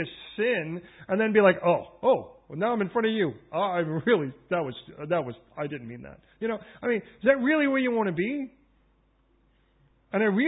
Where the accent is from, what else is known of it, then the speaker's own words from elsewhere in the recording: Chicago, Illinois, United States; now in London, United Kingdom; I come from originally from Chicago. They call it the Windy City.